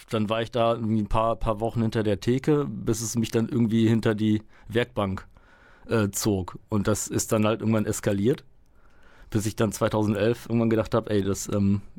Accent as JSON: {"language": "German", "town": "Münster", "region": "North Rhine-Westphalia", "country": "Germany", "tie": "born or raised there", "also_born_or_lived": "Poland", "said": "Ich äh, bin gebürtig aus Polen, bin mit fünf, äh, fünf Jahren hier, aber dann tatsächlich direkt nach Münster gekommen."}